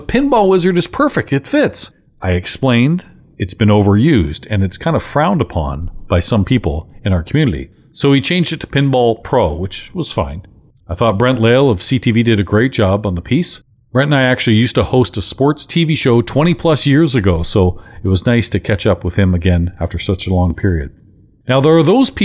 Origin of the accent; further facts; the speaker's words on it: London, Ontario, Canada; London, Ontario, my hometown